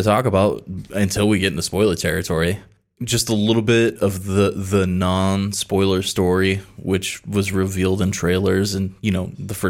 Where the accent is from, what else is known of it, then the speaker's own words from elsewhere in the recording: the South, United States; now in San Antonio, United States; Well, I'm from the South